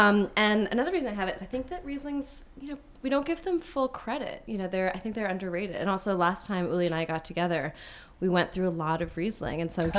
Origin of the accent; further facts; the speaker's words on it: Portland, Oregon, United States; my hometown of Portland, Oregon.